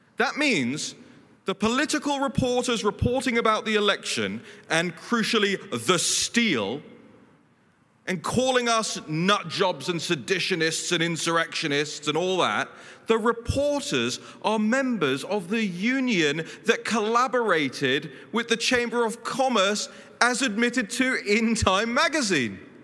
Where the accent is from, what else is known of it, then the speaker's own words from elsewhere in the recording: London, United Kingdom; moved away as an adult; now in Washington, D.C., United States; I grew up in London, then I moved to DC